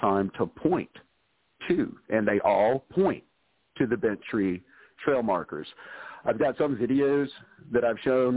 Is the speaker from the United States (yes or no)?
yes; South Carolina, United States; a little boy from South Carolina